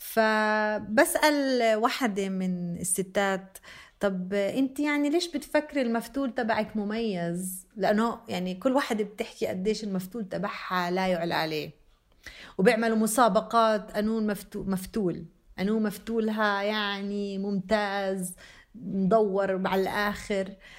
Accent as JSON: {"language": "Arabic", "town": "Beit Jala", "region": "Bethlehem Governorate", "country": "Palestine", "also_born_or_lived": "Jenin", "moved": "yes", "said": "أنا مع إني فلسطينية آه، في منطقتنا في بيت جالة من وين أنا منطقة بيت لحم"}